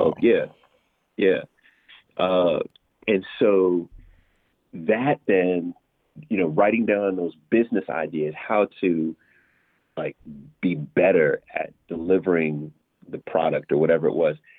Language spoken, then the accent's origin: English; New York City, New York, United States; also born or lived in Massapequa, Long Island, New York; I was born in New York, in, in uh, Queens in particular